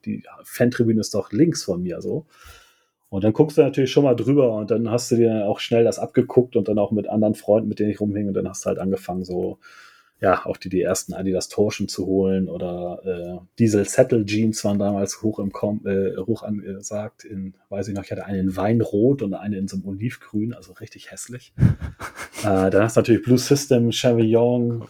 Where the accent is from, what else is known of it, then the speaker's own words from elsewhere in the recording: Germany; ich bin südlich von Hamburg geboren und auch aufgewachsen